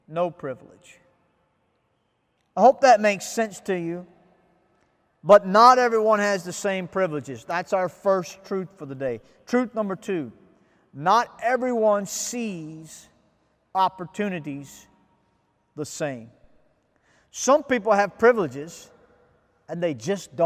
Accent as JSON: {"language": "English", "country": "United States", "moved": "yes", "lives_now": "Ghana", "said": "I'm an American"}